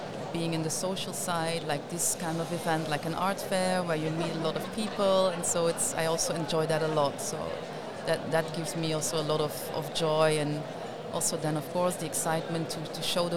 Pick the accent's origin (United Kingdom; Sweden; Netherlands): Netherlands; Limburg; I grew up in Limburg, in the south, and of course in the 70s